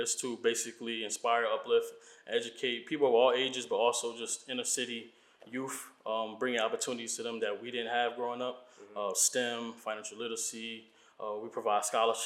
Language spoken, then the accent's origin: English; Newark, New Jersey, United States; moved away as an adult; also born or lived in Virginia; I was born and raised in Newark, New Jersey